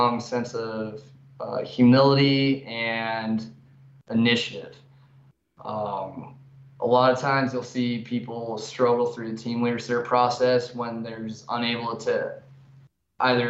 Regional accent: Canyon Lake, California, United States; moved away as an adult; I'm from Southern California, Canyon Lake, California. It's in between LA and San Diego on the wrong side of the mountains.

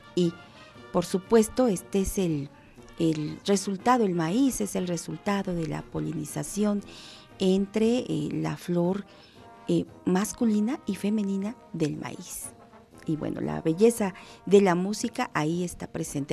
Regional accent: Mexico; Eso nos falla como mexicanos.

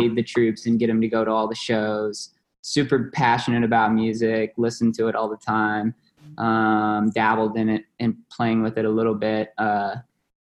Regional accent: Paducah, Kentucky, United States; also born or lived in St. Louis, Missouri; now in Nashville, United States; I grew up in Paducah, Kentucky, a small town in Western Kentucky.

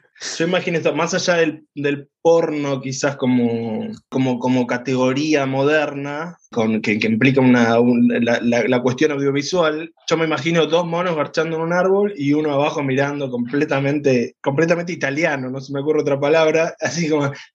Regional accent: Córdoba, Argentina; soy cordobesa

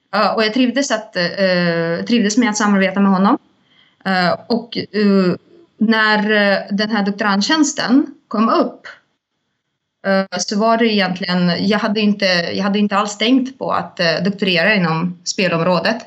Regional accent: Saint Petersburg, Russia; now in Stockholm, Sweden; jag kommer ursprungligen från Ryssland, från Sankt Petersburg

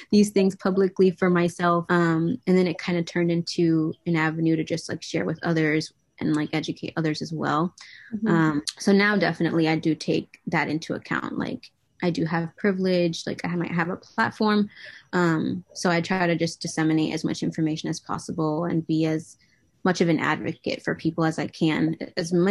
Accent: New England, United States; in New England. Um, I didn't really go out much.

